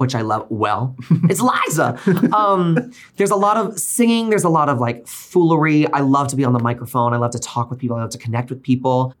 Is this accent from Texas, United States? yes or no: yes; Northeast rural Texas, United States; moved away as an adult; also born or lived in Oklahoma; now in New York City, United States; I grew up in Northeast rural Texas, and then I went to school in Oklahoma.